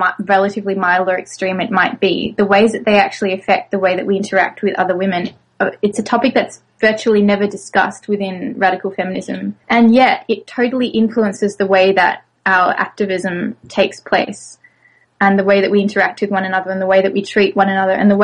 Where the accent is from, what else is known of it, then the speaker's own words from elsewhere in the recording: Australia; moved away; also born or lived in France; I'm originally from Australia, though I've lived in France.